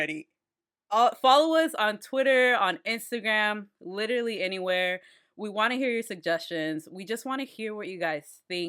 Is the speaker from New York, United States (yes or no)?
yes; Washington Heights, New York, United States; I am from Washington Heights.